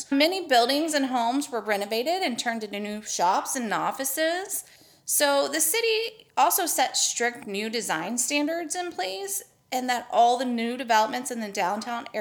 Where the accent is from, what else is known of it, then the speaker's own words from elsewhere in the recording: Texas, United States; We're just from Texas